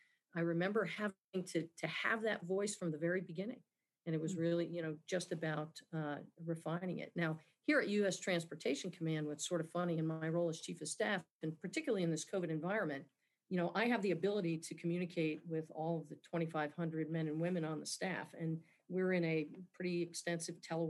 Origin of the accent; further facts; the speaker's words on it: New Jersey, United States; moved away as an adult; I grew up in New Jersey